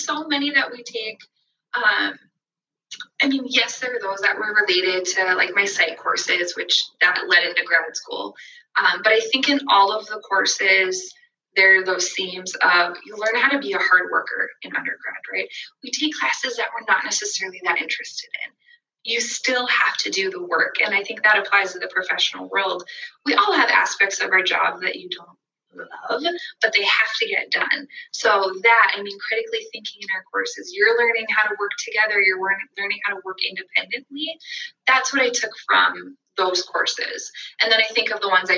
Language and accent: English; West Fargo, North Dakota, United States; I'm from West Fargo, born and raised.